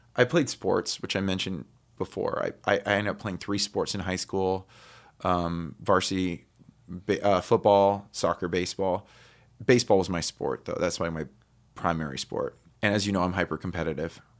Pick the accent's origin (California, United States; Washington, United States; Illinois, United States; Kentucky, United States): California, United States; Highland; also born or lived in Redlands, California; I was born in Redlands, but I grew up in, um, s, we, when I was two, we moved into a house in, in Highland.